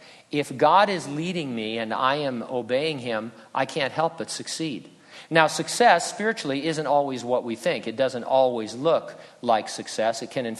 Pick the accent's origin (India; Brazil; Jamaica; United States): United States; San Bernardino, California; also born or lived in Riverside / Running Springs; But San Bernardino, that's my hometown.